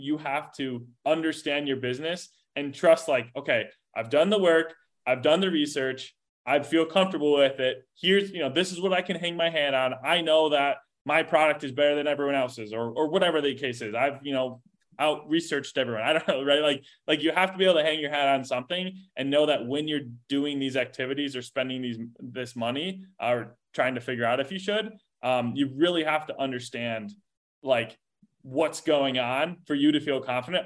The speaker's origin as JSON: {"language": "English", "town": "Chicago", "region": "Illinois", "country": "United States", "tie": "born or raised there", "moved": "as an adult", "lives_now": "Indianapolis, United States", "said": "I grew up like suburb, south suburbs of Chicago, um, you know, suburbia, if you will. Um, and now I'm in, in, in Indianapolis"}